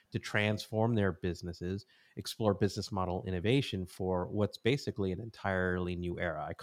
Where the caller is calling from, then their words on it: San Clemente, California, United States; I am in a little surf village in Southern California called San Clemente.